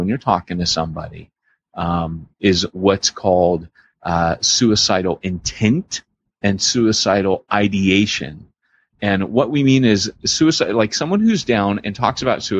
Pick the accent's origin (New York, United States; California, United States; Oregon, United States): California, United States; Southern; growing up in Southern California, we had a place near us called, Wild Rivers